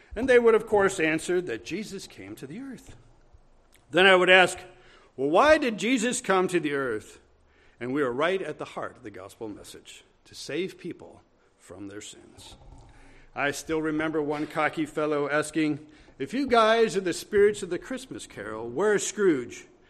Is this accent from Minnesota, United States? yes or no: yes; Brainerd, Minnesota, United States; I was in Brainerd, my hometown, my mother's hometown